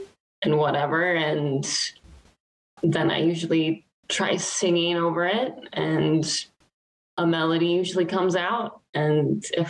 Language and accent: English; Dayton, Ohio, United States; I'm from Dayton.